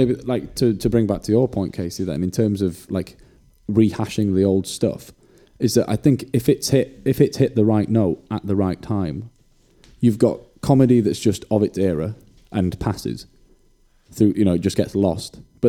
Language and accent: English; Wales, United Kingdom; from growing up in Wales